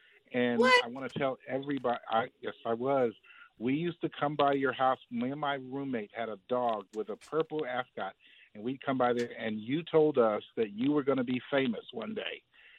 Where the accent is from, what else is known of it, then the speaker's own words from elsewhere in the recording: Maryland, United States; moved away as an adult; now in Alabama, United States; I've been in Alabama now for 30 years. I'm from Maryland, but I'm in Alabama working